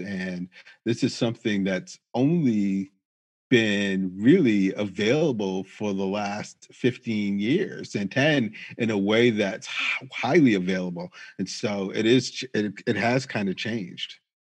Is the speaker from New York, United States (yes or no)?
no; Springfield, Massachusetts, United States; now in Manchester, United States; I grew up in Springfield, Massachusetts, which was significantly more diverse than Manchester.